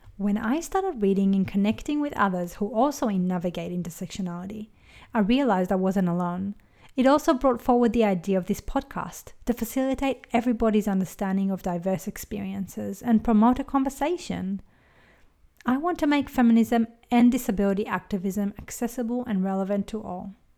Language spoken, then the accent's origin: English; Israel; moved away as an adult; now in Australia; I was born in Israel, raised as Jewish, and immigrated to Australia in my early twenties